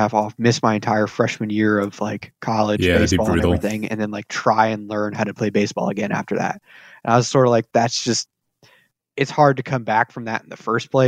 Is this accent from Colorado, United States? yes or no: no; Placerville, California, United States; now in Roseville, United States; I grew up in Placerville, California